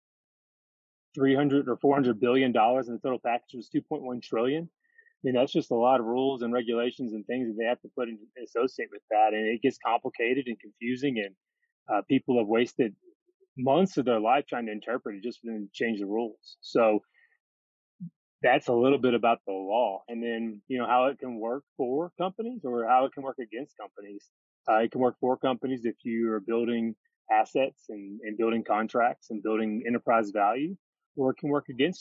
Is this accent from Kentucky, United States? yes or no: yes; Fordsville, Kentucky, United States; moved away as an adult; also born or lived in Hilton Head / South Korea / Los Angeles / Louisville; from Western Kentucky, from born and raised in Fordsville, Kentucky